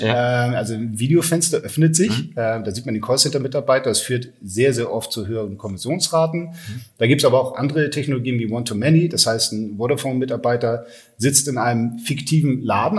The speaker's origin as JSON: {"language": "German", "region": "Hamburg", "country": "Germany", "tie": "born or raised there", "also_born_or_lived": "London", "said": "bin Hamburger Jung, 45 Jahre alt, ähm, habe in London studiert."}